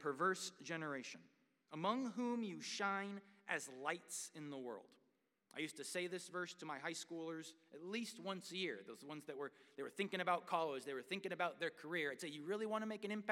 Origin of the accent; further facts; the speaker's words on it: United States; I am proud to be an American.